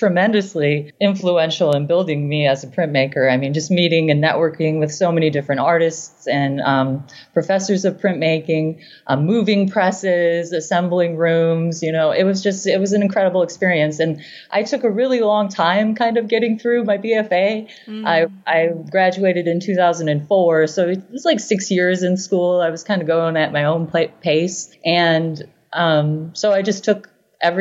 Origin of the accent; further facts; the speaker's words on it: rural South Dakota, United States; moved away as an adult; also born or lived in Nashville; now in Pittsburgh, United States; I grew up on a farm in rural South Dakota